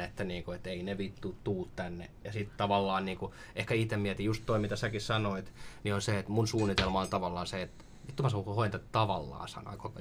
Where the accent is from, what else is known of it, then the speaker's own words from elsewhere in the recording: Orivesi, Pirkanmaa, Finland; moved away; also born or lived in Tampere / Helsinki; Mä oon, mä oon syntynyt Orivedellä pienessä kaupungissa tai kylässä.